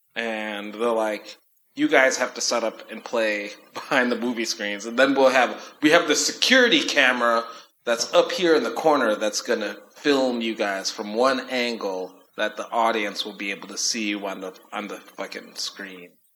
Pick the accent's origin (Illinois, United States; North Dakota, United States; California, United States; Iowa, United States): Illinois, United States; Chicago; moved away; when I lived in Chicago or growing up in Chicago with house music